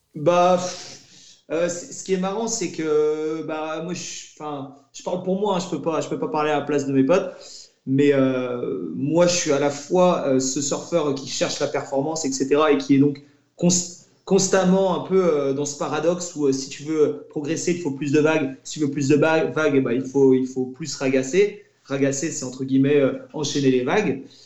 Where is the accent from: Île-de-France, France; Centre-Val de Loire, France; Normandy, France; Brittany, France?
Brittany, France; La Torche; on, on, vient de la torche, on a grandi, on a grandi là-bas